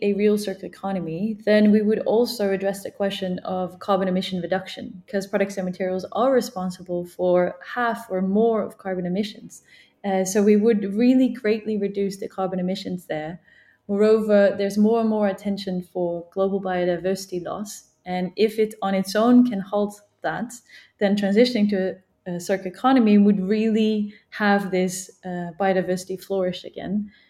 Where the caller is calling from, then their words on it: Geneva, Switzerland; I'm calling in from Geneva.